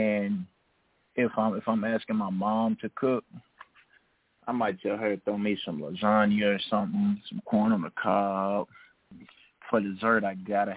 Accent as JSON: {"language": "English", "region": "Tennessee", "country": "United States", "also_born_or_lived": "Oxford, Mississippi", "said": "I'm from Tennessee, so I got a guy that I've been working with for my speed training there"}